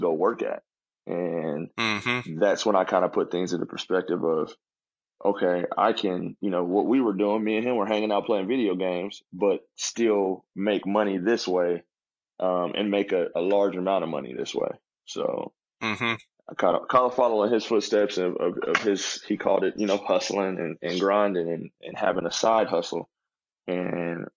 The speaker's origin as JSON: {"language": "English", "town": "Wichita", "region": "Kansas", "country": "United States", "tie": "born or raised there", "also_born_or_lived": "Oklahoma City, Oklahoma", "said": "I'm from Wichita, Kansas, born and raised"}